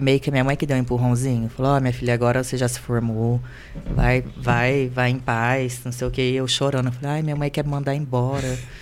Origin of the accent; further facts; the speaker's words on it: Londrina, Paraná, Brazil; moved away as an adult; also born or lived in Grandes Rios, Brazil; now in Rio de Janeiro, Brazil; eu vim de Grandes Rios, depois para Londrina